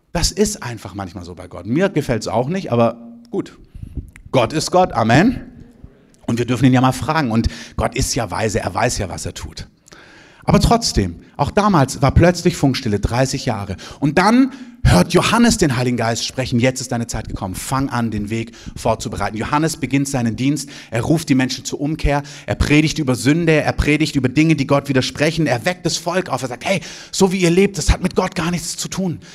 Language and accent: German; Southern Germany, Germany; moved away; in Süddeutschland, wo ich herkomme